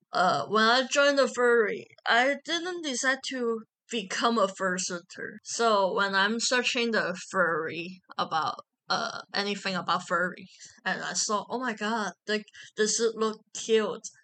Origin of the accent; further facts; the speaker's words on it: Macau; moved away as an adult; also born or lived in Hong Kong; now in Taiwan; I born in Macau and I grew up in Macau